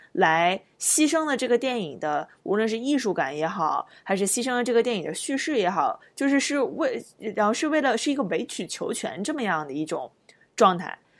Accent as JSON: {"language": "Chinese", "country": "China", "said": "我们作为中国人"}